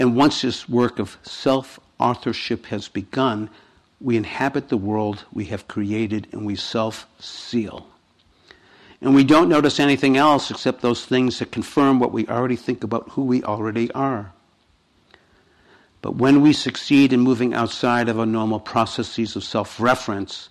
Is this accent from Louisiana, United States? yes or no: no; Boston, Massachusetts, United States; I come from Boston